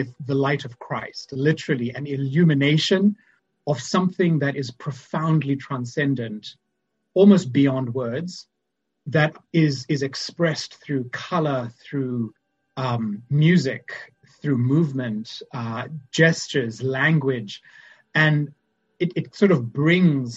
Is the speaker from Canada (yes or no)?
no; Zimbabwe; moved away as an adult; also born or lived in Boston; now in St. Paul, United States; as you can probably tell from my accent, I'm from Zimbabwe